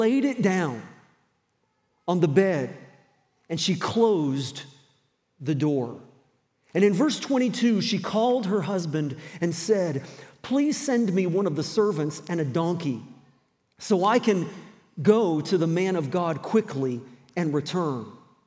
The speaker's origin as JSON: {"language": "English", "region": "the South", "country": "United States", "tie": "born or raised there", "also_born_or_lived": "New Brunswick, Canada / Roanoke, Virginia", "moved": "yes", "lives_now": "Moncton, Canada", "said": "I spent a lot of my growing up years in the southern states."}